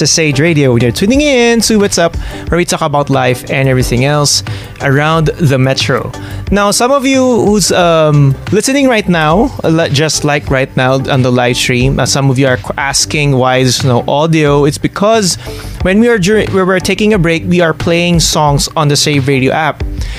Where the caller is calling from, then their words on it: Bangladesh; Hello. Yes, I'm listening from Bangladesh.